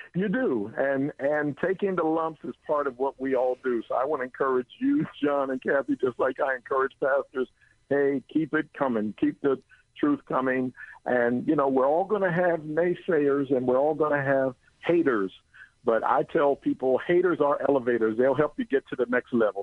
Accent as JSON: {"language": "English", "town": "Philadelphia", "region": "Pennsylvania", "country": "United States", "tie": "born or raised there", "moved": "yes", "lives_now": "Bay Area, United States", "said": "I grew up in Philly. I'm now in the Bay Area"}